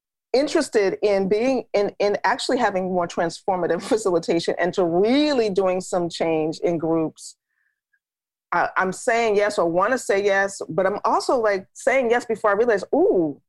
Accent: New York City, New York, United States; also born or lived in Harlem, New York City; now in Georgia, United States; I grew up in New York, I grew up in the Bronx.

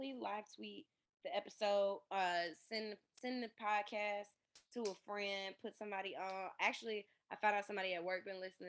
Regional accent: Michigan, United States; I'm from Michigan.

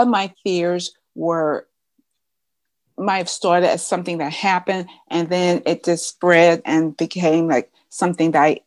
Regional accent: Pittsburgh, Pennsylvania, United States; also born or lived in St. Louis, Missouri; I am from Pittsburgh, even though right now I'm in St. Louis, Missouri

